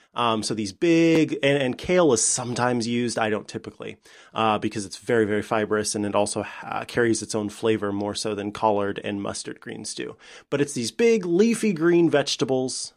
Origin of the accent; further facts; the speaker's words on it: Saint Joseph, Missouri, United States; now in Springfield, United States; my hometown, uh, which is Saint Joseph